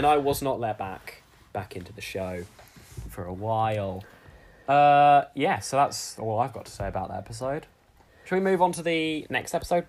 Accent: Australia; I'm obviously from Australia and you're not.

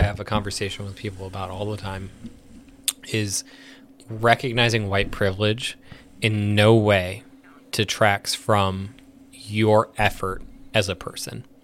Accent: United States; We were born here

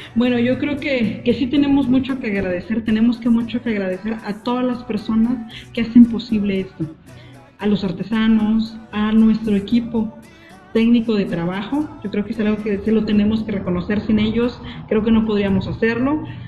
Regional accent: Mexico

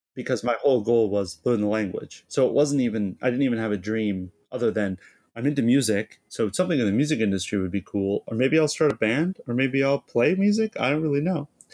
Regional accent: Southern California, United States; moved away as an adult; also born or lived in Boston; now in Japan; I'm from Southern California. I lived there till I was eighteen, and then I went to school in Boston.

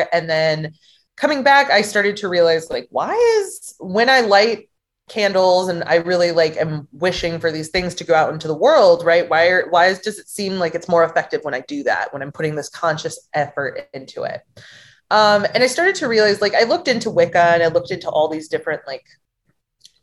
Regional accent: St. Louis, Missouri, United States; also born or lived in Cape Girardeau, Missouri; I moved to my hometown of St. Louis

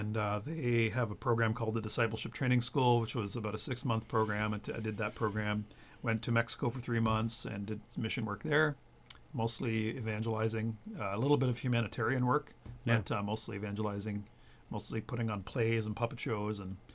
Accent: Chepstow, Ontario, Canada; also born or lived in Hanover, Ontario; move back to the farmhouse where I grew up in Chepstow, Ontario, in Bruce County

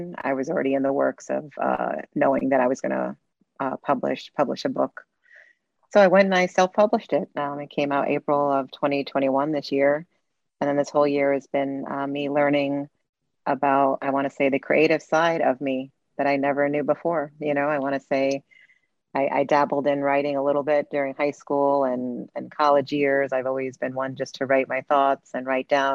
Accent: New York City, New York, United States; I'm Latin American, born in Brooklyn, New York. My background is from Puerto Rico, Mexico, and Cuba

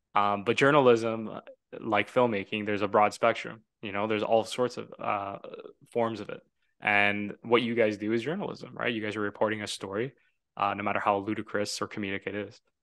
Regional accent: Toronto, Ontario, Canada; I'm from Toronto. Love Toronto. I was born there

